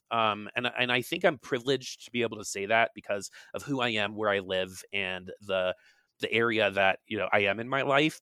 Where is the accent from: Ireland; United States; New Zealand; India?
United States; East Coast; moved away; I'm from the East Coast originally